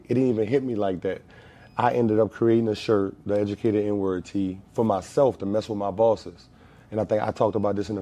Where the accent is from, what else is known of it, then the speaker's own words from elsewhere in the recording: Marrero, Louisiana, United States; I'm actually a West Bank cat, man. I'm from Marrero Project